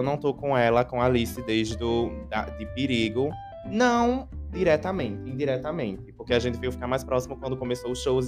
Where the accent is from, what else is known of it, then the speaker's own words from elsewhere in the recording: Aracaju, Sergipe, Brazil; Eu sou um cantor independente daqui de Aracaju, Sergipe